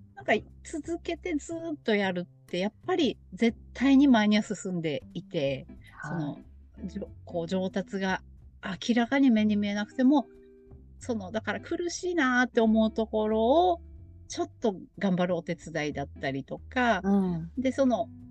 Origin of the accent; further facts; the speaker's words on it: Iwaki, Fukushima, Japan; now in Kagoshima, Japan; 私もちっちゃい頃ずっといわきにいた